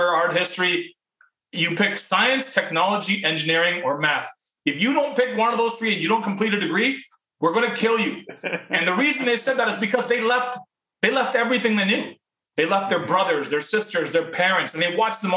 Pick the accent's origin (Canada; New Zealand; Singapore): Canada; also born or lived in Pakistan / Toronto, Canada; I was born in Pakistan. My parents came to Canada when I was 4 years old